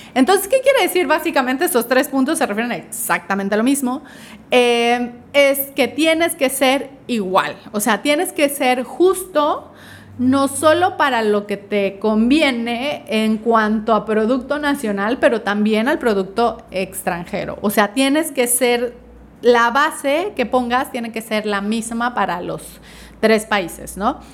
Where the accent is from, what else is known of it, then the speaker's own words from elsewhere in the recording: Mexico; para nosotros como mexicanos